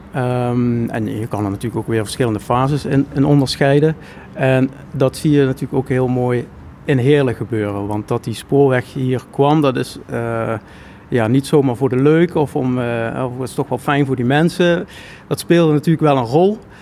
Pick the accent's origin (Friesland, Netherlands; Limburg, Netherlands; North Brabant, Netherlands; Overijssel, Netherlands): Limburg, Netherlands; Schimmert; Schimmert, waar ik vandaan kom